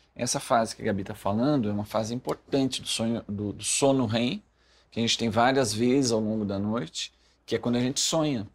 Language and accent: Portuguese; Rio Grande do Sul, Brazil; moved away; eu sou gaúcho, moro longe do Rio Grande do Sul